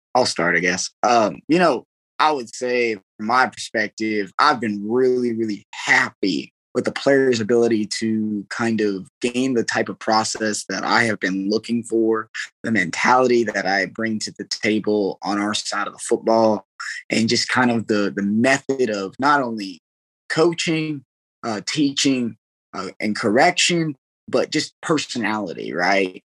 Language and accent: English; Arizona, United States; also born or lived in Iowa / California / Mississippi; now in Kansas, United States; I'm from Arizona, went to northern Iowa and from northern Iowa into California, California went to Mississippi.